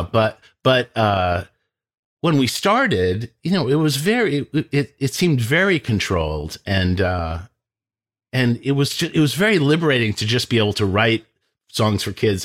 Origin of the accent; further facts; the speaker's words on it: Lincoln, Massachusetts, United States; I am from Lincoln, Massachusetts